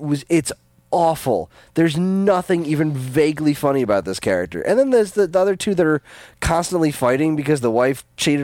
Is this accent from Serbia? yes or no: no; England, United Kingdom; I'm English.